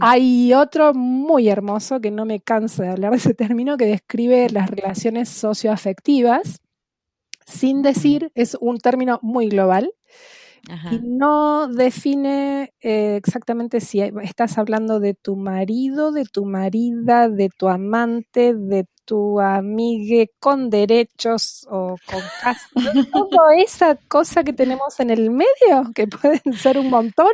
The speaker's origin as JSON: {"language": "Spanish", "region": "Buenos Aires Province", "country": "Argentina", "first_language": "Spanish", "said": "tomarme un avión y dejar la provincia de Buenos Aires"}